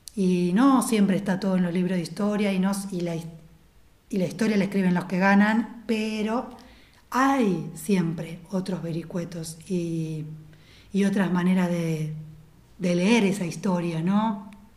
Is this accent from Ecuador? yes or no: no; Argentina; nosotros como cultura argentina somos un híbrido